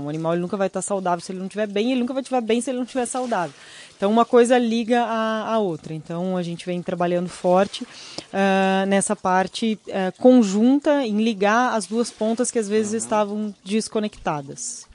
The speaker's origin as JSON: {"language": "Portuguese", "region": "Rio Grande do Sul", "country": "Brazil", "tie": "born or raised there", "said": "Eu nasci uhum. no Rio Grande do Sul, sou gaúcho com muito orgulho"}